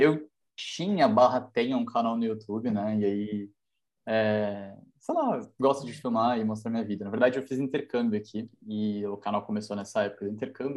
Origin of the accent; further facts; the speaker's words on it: São Paulo, Brazil; moved away as an adult; now in Darmstadt, Germany; eu tenho 23 anos, eu venho de São Paulo